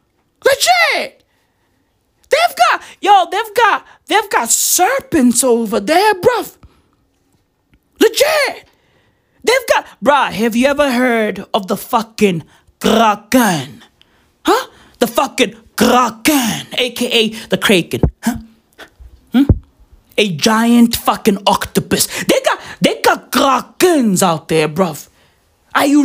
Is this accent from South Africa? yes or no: yes; South Africa; I'm from South Africa